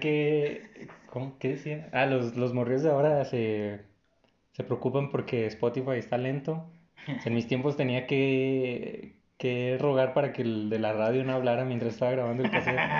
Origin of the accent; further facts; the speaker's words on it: Mexico; nosotros mismos, como mexicanos